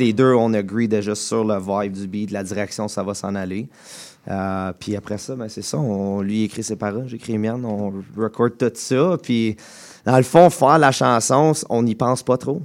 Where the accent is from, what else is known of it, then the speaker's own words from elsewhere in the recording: Embrun, Ontario, Canada; je viens de, de, Embrun, en Ontario